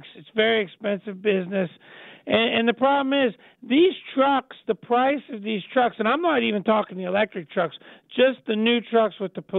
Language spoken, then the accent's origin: English; near Steubenville, Ohio side of the river, United States; also born or lived in Pittsburgh, Pennsylvania / Butler, Pennsylvania; I'm from the Ohio side of the river, but just over on the other side of Steubenville.